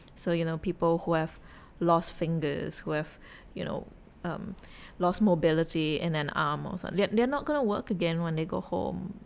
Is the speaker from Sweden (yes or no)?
no; Singapore; I was from Singapore